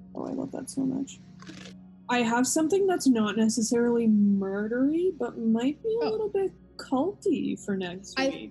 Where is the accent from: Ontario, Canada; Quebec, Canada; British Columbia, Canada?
Ontario, Canada; Kingston; where I'm from Kingston is close enough to the US border